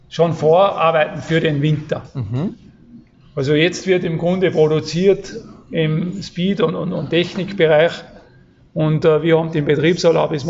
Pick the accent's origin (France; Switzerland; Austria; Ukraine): Austria; Wagrain, Salzburg; Ja, ich komme aus, aus Salzburg, also Sportwelt Amadee, also Wagrain.